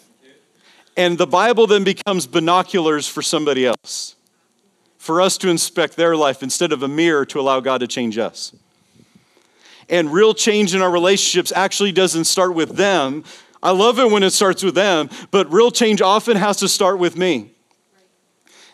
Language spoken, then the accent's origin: English; Las Vegas, Nevada, United States; Vegas, baby. My hometown.